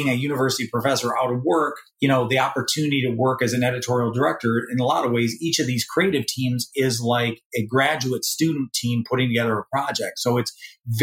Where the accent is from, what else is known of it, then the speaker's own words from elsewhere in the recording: Michigan, United States; I grew up in Michigan